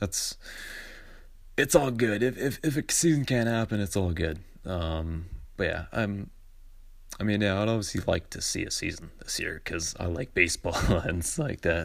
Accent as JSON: {"language": "English", "town": "Vancouver", "region": "British Columbia", "country": "Canada", "said": "I'm from Vancouver"}